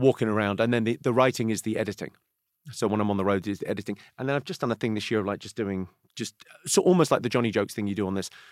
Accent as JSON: {"language": "English", "town": "Slough", "region": "South East England", "country": "United Kingdom", "tie": "born or raised there", "said": "I grew up in Slough where The Office is set."}